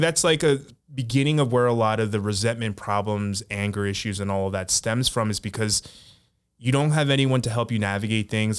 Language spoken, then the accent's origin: English; United States; we grew up in America